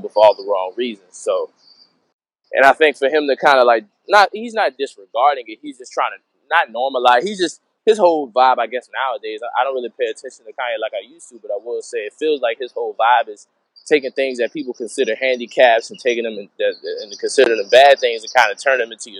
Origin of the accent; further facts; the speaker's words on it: New Orleans, Louisiana, United States; I'm from New Orleans and we have the best food in the world